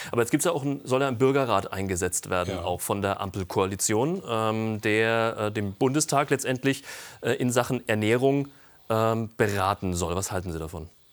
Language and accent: German; Germany; bei uns in Deutschland